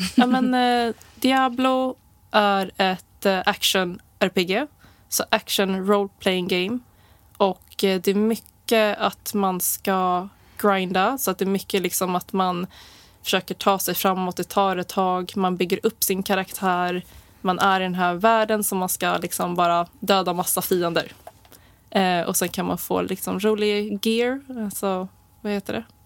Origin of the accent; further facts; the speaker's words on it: Stockholm, Stockholm County, Sweden; Jag är född och uppvuxen i Stockholm